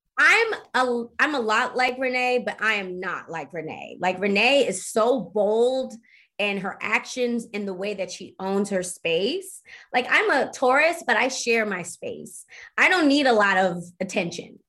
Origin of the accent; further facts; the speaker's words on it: Baltimore, Maryland, United States; I'm from Baltimore